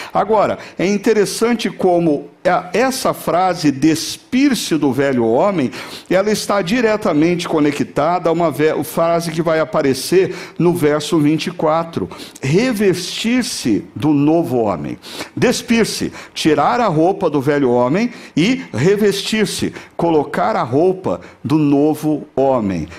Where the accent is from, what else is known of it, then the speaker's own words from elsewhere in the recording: São Paulo, Brazil; quando eu era criança pequena, lá em São Paulo